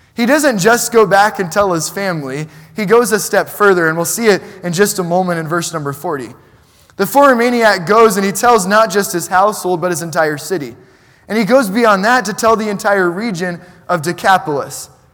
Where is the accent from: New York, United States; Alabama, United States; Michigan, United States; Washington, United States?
New York, United States; New York City; I grew up in New York City, and my parents aren't from there.